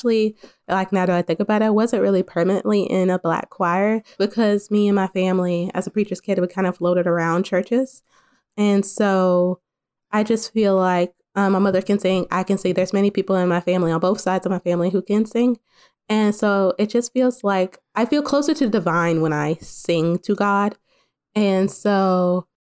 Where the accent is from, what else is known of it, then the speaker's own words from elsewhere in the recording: Huntsville, Alabama, United States; also born or lived in Waukegan, Illinois; I'm joining y'all from Huntsville, Alabama, space capital USA, Rocket City, basically. I was raised here.